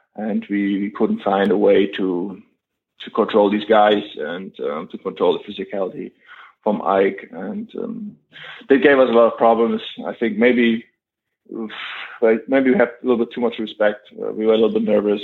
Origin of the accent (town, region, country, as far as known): Germany; moved away as an adult; now in Zaragoza, Spain